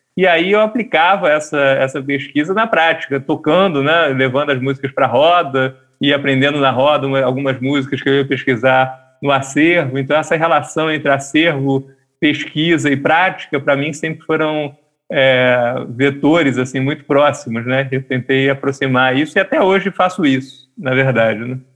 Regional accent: Rio de Janeiro, Brazil; sou lá do Rio de Janeiro

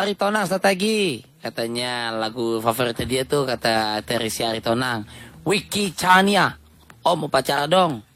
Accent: Indramayu, West Java, Indonesia; Di daerah gue tuh Indramayu

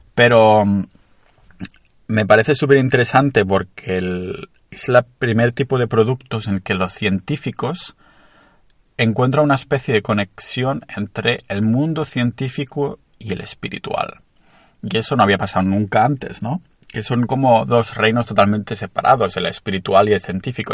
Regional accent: a town near Barcelona, Catalonia, Spain; estoy en mi pueblo cerca de Barcelona

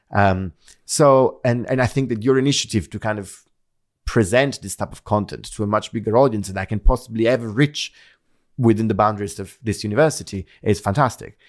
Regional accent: Naples, Campania, Italy; moved away as an adult; I grew up in Naples

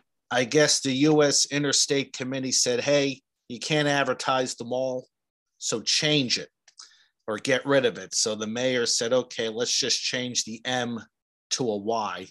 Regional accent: New Jersey, United States; growing up in New Jersey

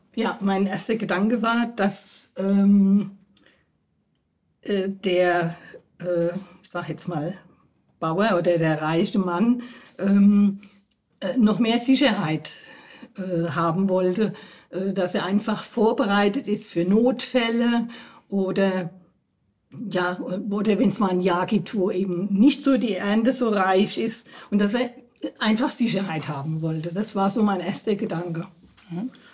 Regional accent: Germany; Ich bin hier in der Pfarrei schon aufgewachsen, als Kind äh, aktiv und jetzt immer noch in der Pfarrei

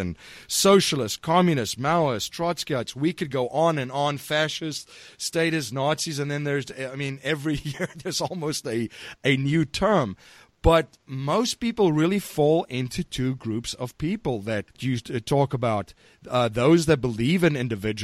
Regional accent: South Africa; I grew up in South Africa

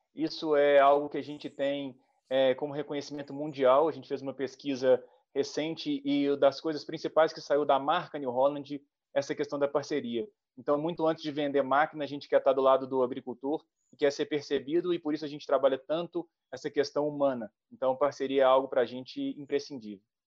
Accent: Minas Gerais, Brazil; eu sou mineiro

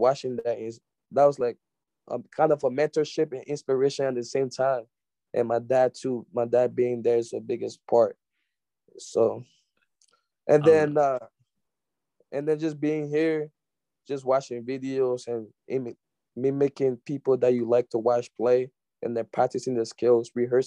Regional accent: Liberia; moved away; growing up in Liberia, I would go play with my dad and his friends

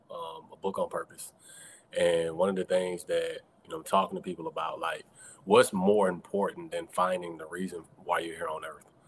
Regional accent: College Park, Georgia, United States; I'm originally from College Park, Georgia, south side of Atlanta

